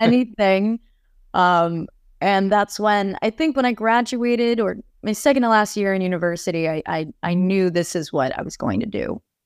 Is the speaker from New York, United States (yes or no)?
yes; New York, United States; moved away as an adult; now in Los Angeles, United States; growing up in New York, there's just so much rich culture